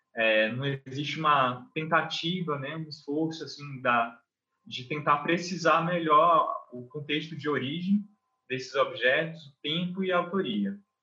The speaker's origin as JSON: {"language": "Portuguese", "country": "Brazil", "tie": "born or raised there", "said": "eu sou nascido na Baixada"}